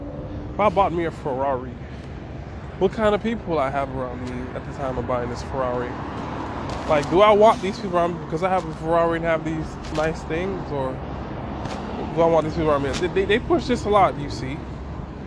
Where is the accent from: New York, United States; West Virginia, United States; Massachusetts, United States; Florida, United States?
Florida, United States; Miami; I'm from Miami